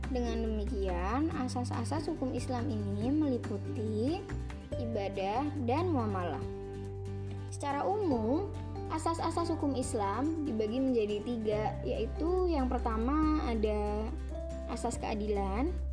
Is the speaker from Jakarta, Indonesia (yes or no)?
no; Pemalang, Central Java, Indonesia; Pemalang Iya, Pemalang Bukan Malang Kalau Malang itu di Jawa Timur Kalau Pemalang, adanya di Jawa Tengah